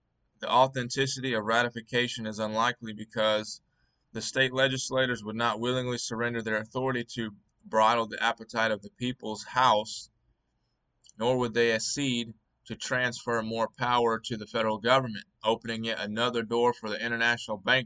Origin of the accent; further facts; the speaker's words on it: Alabama, United States; I am an American. I am an Alabamian.